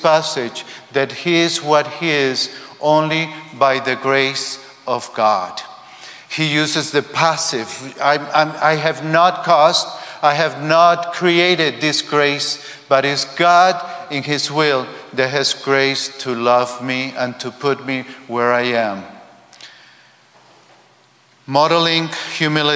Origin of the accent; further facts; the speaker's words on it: Spain; I come from Spain.